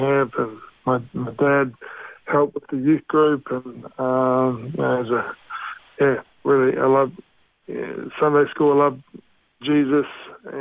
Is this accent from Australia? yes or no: yes; Australia; also born or lived in Mosgiel, Otago, New Zealand / Cromwell, Otago, New Zealand; I moved to a country area near Queenstown over there called Cromwell till I was nine. And then we made the big move over to Australia as a family